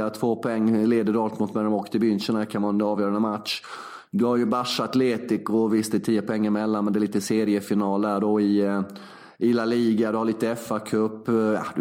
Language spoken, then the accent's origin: Swedish; Sweden; moved away; De har inte så bra doftljus, doftljusupplägg här eh, i, som hemma i Sverige.